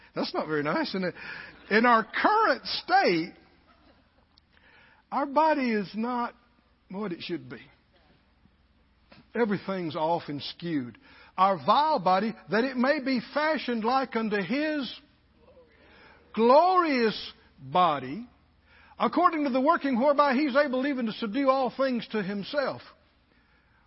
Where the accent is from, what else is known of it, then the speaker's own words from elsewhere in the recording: the South, United States; we were in the bigger group of Southerners.